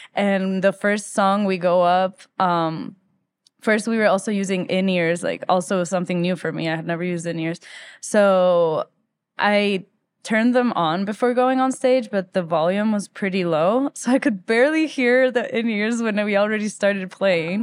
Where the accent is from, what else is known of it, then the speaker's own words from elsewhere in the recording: Quito, Pichincha, Ecuador; moved away as an adult; also born or lived in Philadelphia; now in Denver, United States; I was born in Quito, Ecuador in nineteen ninety-three. Um, And I grew up in Ecuador most of my life except for three years when my dad was doing his master's degree that we moved to Philadelphia.